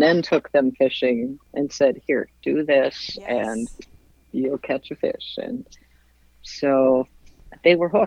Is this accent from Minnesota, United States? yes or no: yes; Minnesota, United States; moved away as an adult; also born or lived in Montana / Arizona / Alaska / Iowa; I grew up in Minnesota hunting and fishing.